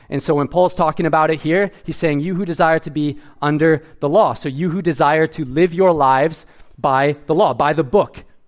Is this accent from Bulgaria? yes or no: no; Edmonton, Alberta, Canada; I grew up in Edmonton